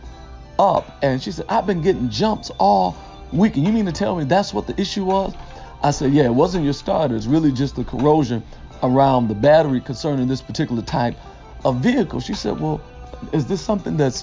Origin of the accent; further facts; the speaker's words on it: Detroit, Michigan, United States; I was raised in Detroit, K through 12, in the heart of the city